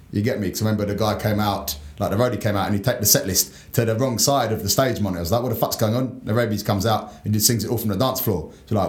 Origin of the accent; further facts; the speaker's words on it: London, United Kingdom; Yeah, Dulwich. Yeah, my parents still live there. I still, you know, go back to the house I grew up in all the time.